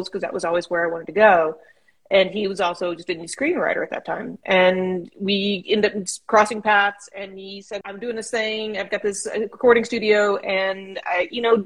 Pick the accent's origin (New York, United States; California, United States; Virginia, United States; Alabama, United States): California, United States; Edison; moved away as an adult; also born or lived in San Diego / London / Nairobi; now in Los Angeles, United States; I grew up in a town of 203 people. Yeah, it's small. Outside of Bakersfield. It's called Edison